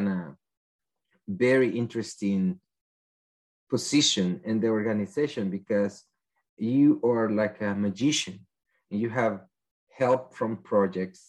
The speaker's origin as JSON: {"language": "English", "country": "El Salvador", "second_language": "English", "moved": "as an adult", "lives_now": "United States", "said": "I am from El Salvador, and I studied that in my country."}